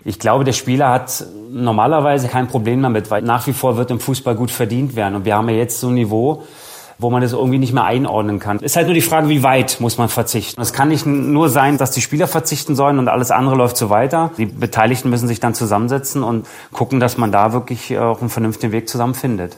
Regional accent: Berlin, Germany; moved away as an adult; also born or lived in Leverkusen; ich bin ja Berliner gebürtiger, habe dann bei der Hertha gespielt

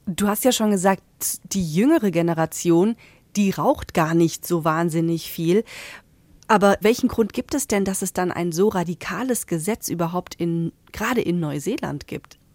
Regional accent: Germany; bei uns in Deutschland

